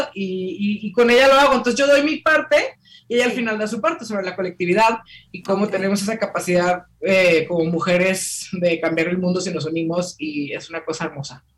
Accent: Mexico; como mexicanas, en este caso, ¿no? Toda la herencia que tenemos

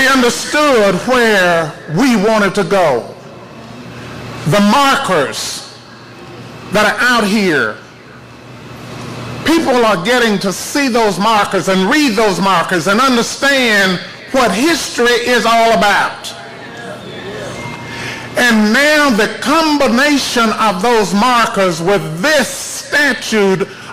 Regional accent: College Grove, Tennessee, United States; I'm the only one, I guess, that's a native of Williamson County. I've been here all of my life except for a few years that I went away to go to work, but I was born in College Grove

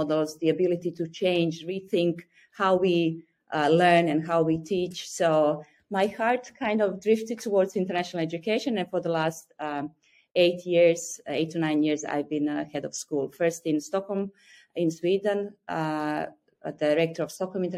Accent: Croatia; English is a second language; moved away as an adult; now in Beijing, China; I'm originally from Croatia

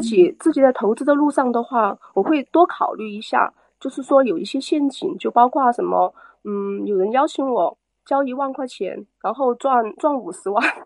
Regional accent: Chongqing, China; 我来自三城重庆

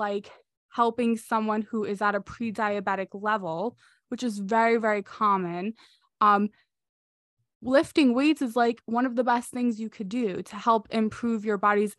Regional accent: New York, United States; I'm from New York. We have different pizza.

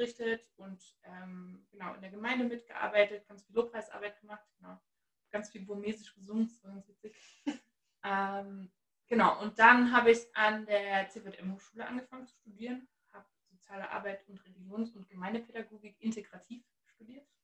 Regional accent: Halle, Saxony-Anhalt, Germany; Ich bin richtig gebürtiger Ossi. Ähm, ich komme aus Halle an der Saale

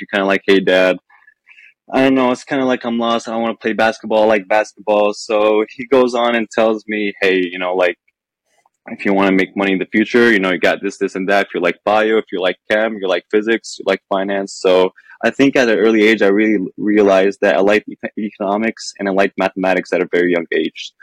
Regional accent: Lebanon; moved away as an adult; I'm Lebanese. I spent yeah, I spent the first the 17 years of my life in Lebanon

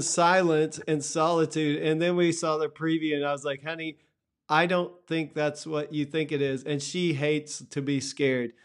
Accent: Texas, United States; growing up in Texas

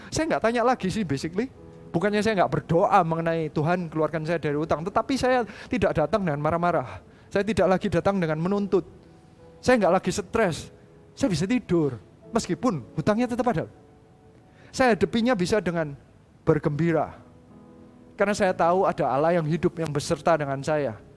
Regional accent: Surabaya, East Java, Indonesia; saya ini orang Indonesia, saya lahir di Surabaya, didikan Surabaya kayak gitu ya.

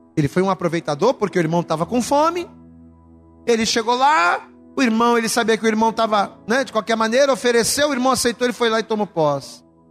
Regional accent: Rio de Janeiro, Brazil; Somos de Bangu

